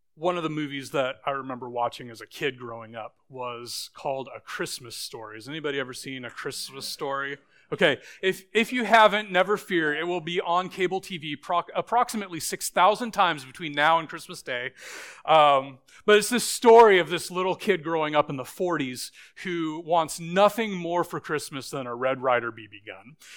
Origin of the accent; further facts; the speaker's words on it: Boise, Idaho, United States; moved away; when I was a little kid, I grew up in Boise, Idaho